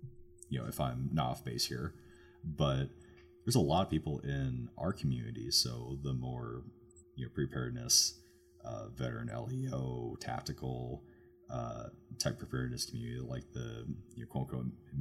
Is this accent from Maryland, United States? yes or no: no; Oregon, United States; moved away; I'm from Oregon originally. I'm from the Pacific Northwest